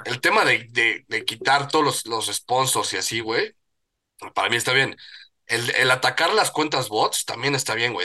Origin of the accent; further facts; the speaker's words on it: Mexico; como buen mexicano